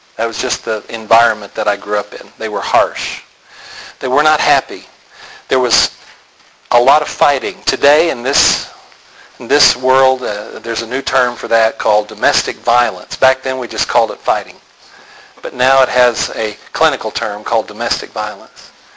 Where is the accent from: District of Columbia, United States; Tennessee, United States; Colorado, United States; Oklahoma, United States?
Oklahoma, United States; Tulsa; I was born in Tulsa